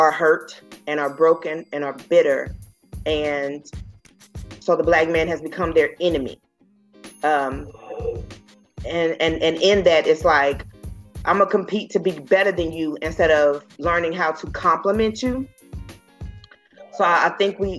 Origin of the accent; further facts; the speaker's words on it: Dallas-Fort Worth area, Texas, United States; I come from the Dallas-Fort Worth area